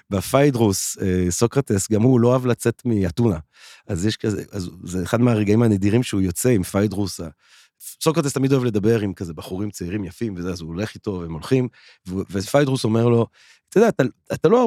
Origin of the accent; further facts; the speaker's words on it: Belgium; born there; moved away as an adult; also born or lived in England / France / Italy / Barcelona; ואז כאילו נולדתי בבלגיה, ואז הייתי באנגליה, ואז הייתי בצרפת, ואז הייתי, ב, הייתי באיטליה, ובברצלונה, ובניו יורק